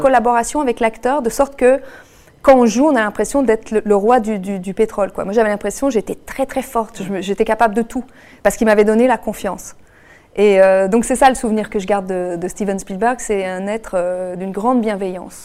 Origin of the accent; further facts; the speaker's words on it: Quebec, Canada; moved away as an adult; now in France; depuis que j'ai quitté le Québec. Mais j'ai vraiment quitté, euh, en deux mille quatre